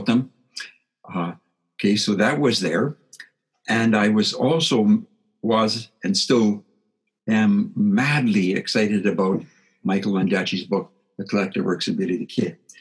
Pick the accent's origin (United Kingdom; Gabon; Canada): Canada; Saskatchewan; I grew up in Saskatchewan, on a Saskatchewan farm